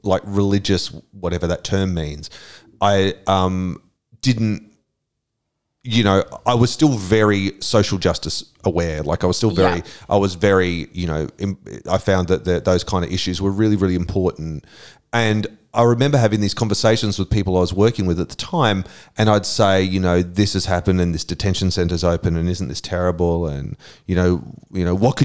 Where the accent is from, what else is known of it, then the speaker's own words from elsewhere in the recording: Brisbane, Queensland, Australia; I grew up in Brisbane in the 1970s.